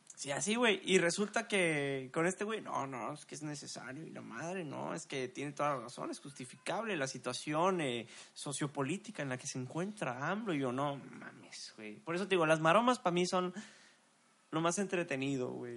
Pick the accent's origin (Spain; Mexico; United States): Mexico; Somos mexicanos